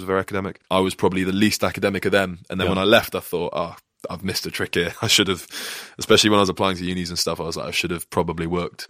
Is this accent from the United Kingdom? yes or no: yes; Peterborough, East of England, United Kingdom; also born or lived in Ohio; So I was born in Ohio. My dad was in the forces. So moved over back home to England, and we're in Peterborough for all the time I was in primary school.